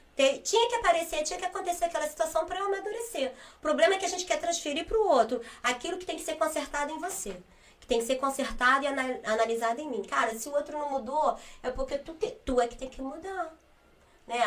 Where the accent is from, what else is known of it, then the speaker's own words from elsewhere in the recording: Rio de Janeiro, Brazil; Fui nascida e criada no Rio, mas precisamente na comunidade de Manguinhos